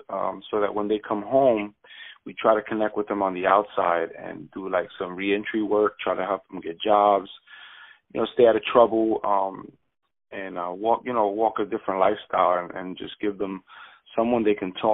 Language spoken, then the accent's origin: English; Jersey City, New Jersey, United States; moved away as an adult; now in Bradenton, United States; I'm originally from Jersey City, New Jersey. Okay. Moved here about 6 years ago